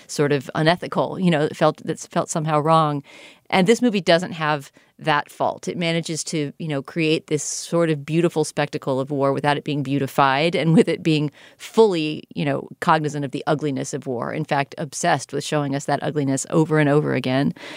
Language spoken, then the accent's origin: English; United States; as an American viewer